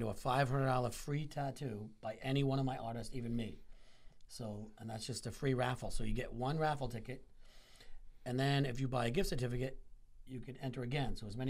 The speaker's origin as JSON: {"language": "English", "region": "Rhode Island", "country": "United States", "also_born_or_lived": "southeastern Connecticut", "moved": "as an adult", "lives_now": "Connecticut, United States", "said": "I'm originally from Rhode Island, but I've been in this area now for, God, 20 plus years."}